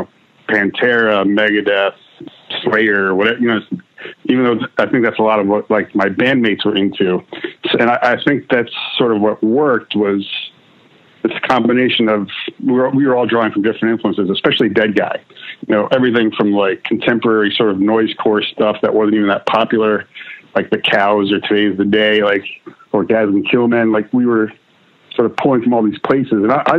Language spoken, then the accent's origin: English; New Jersey, United States; also born or lived in Netherlands; I was actually born in Holland, but, I was raised in New Jersey from the time I was one, all the way through college, really.